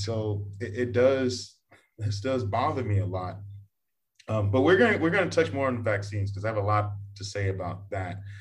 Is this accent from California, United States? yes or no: no; Texas, United States; now in Vietnam; I'm from Texas